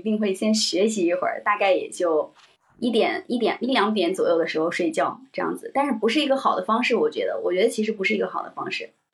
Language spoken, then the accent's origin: Chinese; Henan, China; 因为我是河南人，然后河南的嗯。整个的氛围都很卷